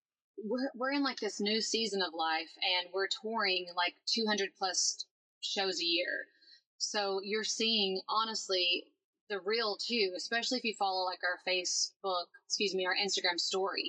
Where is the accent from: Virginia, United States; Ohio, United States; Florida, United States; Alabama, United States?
Alabama, United States; I'm from Alabama, if you couldn't tell by the way I talk.